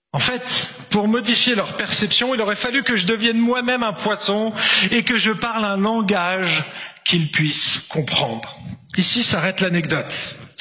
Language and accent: French; France; also born or lived in Marseille; en tant que français